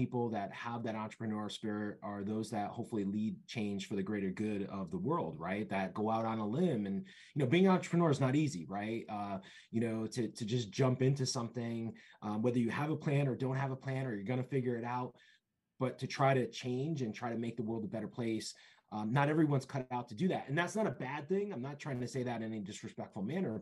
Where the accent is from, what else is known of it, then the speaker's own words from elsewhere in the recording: Bridgeport, Connecticut, United States; also born or lived in Rhode Island / Boston / Seymour, Connecticut; I'm originally from Bridgeport, Connecticut. I've been born and raised in Connecticut